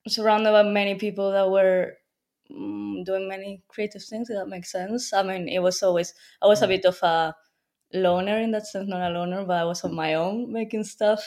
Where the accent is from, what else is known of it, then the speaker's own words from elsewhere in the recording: Madrid, Community of Madrid, Spain; moved away as an adult; now in London, United Kingdom; I'm from Madrid. I just moved to London for university, but I lived all my life in Madrid until I was 18.